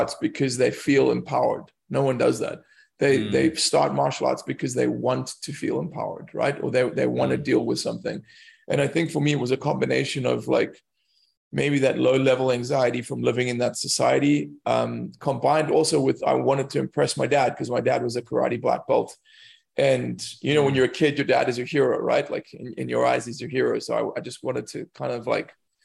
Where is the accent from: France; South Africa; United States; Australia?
South Africa; moved away as an adult; also born or lived in London; as a South African, especially as a white South African, growing up around these people who, you know, they're very impoverished